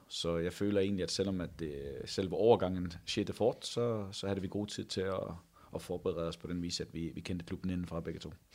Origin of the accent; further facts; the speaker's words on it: near Odense, Funen, Southern Denmark, Denmark; moved away as an adult; now in Haugesund, Norway; Jeg kommer fra uh, eh, 10 minutter ud forbi Odense